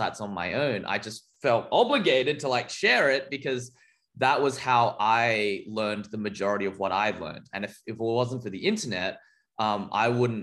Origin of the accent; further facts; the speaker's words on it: Australia; as an Australian kid disconnected physically from the scene